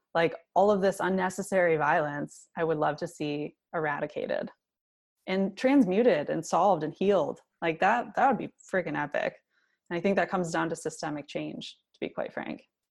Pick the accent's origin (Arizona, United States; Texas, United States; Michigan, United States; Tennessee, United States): Michigan, United States; was born and raised in Michigan